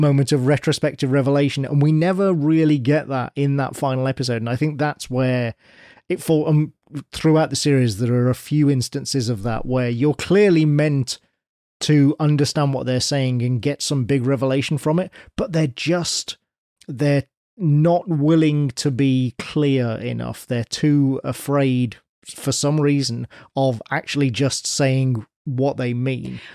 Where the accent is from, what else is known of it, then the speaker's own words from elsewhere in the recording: United Kingdom; as a Brit